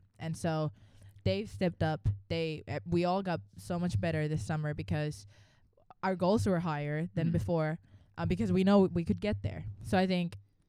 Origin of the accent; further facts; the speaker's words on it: Finland; moved away as an adult; now in Atlanta, United States; I'm from Finland, and yeah, that's northern part of Europe, and came here 4 years ago.